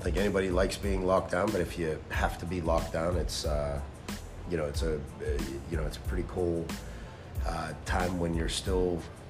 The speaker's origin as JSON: {"language": "English", "town": "Pittsburgh", "region": "Pennsylvania", "country": "United States", "tie": "born or raised there", "moved": "yes", "said": "I grew up on the north side of Pittsburgh, right near Three Rivers Stadium"}